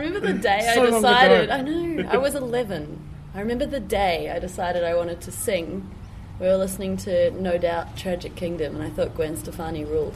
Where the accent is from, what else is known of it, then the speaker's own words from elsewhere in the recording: Auckland, New Zealand; now in Melbourne, Australia; I was from Auckland. So I've been here about 5 years now as well. In Melbourne, I came on holiday 5 years ago.